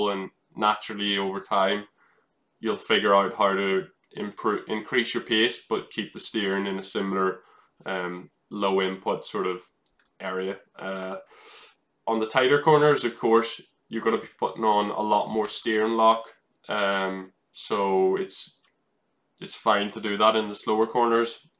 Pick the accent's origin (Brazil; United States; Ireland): Ireland; that's what I grew up in in in Ireland, where you have bumpy tarmac.